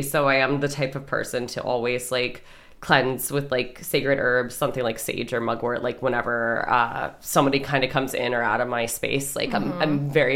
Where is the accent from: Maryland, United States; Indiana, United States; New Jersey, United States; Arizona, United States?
Maryland, United States; moved away as an adult; also born or lived in Philadelphia, Pennsylvania; now in Conshohocken, United States; originally, we grew up in Maryland